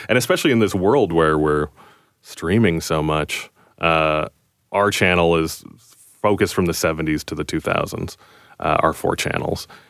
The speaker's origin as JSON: {"language": "English", "country": "Canada", "said": "we're Canadian"}